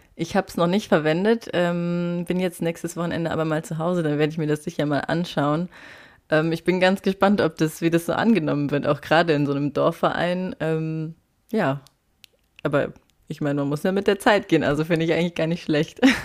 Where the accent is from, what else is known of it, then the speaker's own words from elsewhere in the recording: Saarland, Germany; moved away; ich komme aus dem Saarland ursprünglich